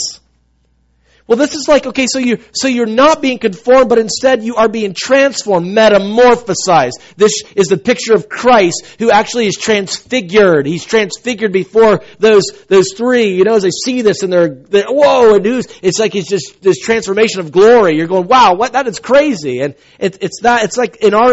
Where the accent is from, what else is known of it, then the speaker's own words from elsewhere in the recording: South Carolina, United States; I grew up in South Carolina.